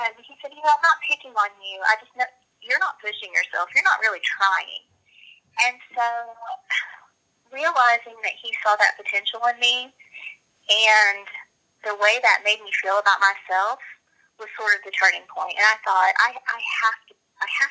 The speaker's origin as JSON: {"language": "English", "town": "Empire City", "region": "Oklahoma", "country": "United States", "tie": "born or raised there", "also_born_or_lived": "Duncan, Oklahoma", "said": "I grew up in Empire City, Oklahoma. I was born in Duncan and grew up my entire life right there in Empire"}